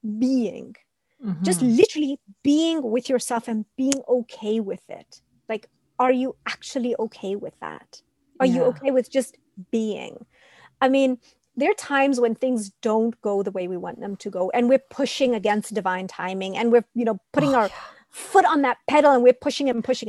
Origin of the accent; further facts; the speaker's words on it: India; being Indian